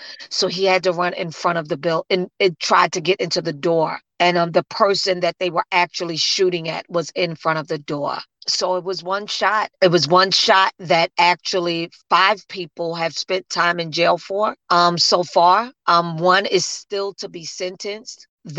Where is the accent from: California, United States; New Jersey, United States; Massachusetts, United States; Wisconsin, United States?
New Jersey, United States; So the hospital is flooded with people because I come from New Jersey there.